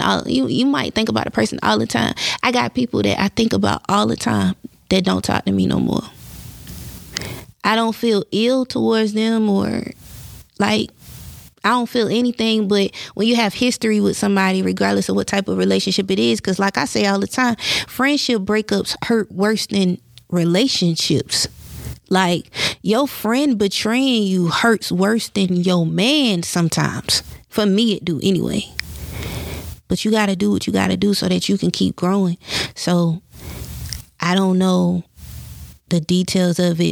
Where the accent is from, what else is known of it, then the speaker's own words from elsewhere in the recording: the Carolinas, United States; I'm from the Carolinas. So being from the Carolinas, like, they be Bible thumping around here.